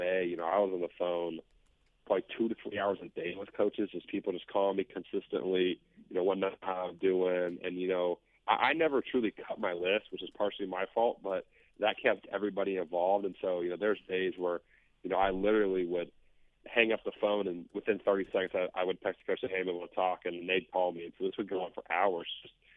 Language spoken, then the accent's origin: English; Kansas City, Missouri, United States; moved away as an adult; now in Reno, United States; I'm from Kansas City